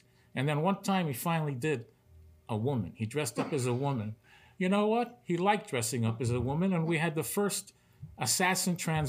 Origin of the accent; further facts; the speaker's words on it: New York City, New York, United States; moved away; I came from New York City to do poker. I was at the clubs of Brooklyn before that. Started at 13.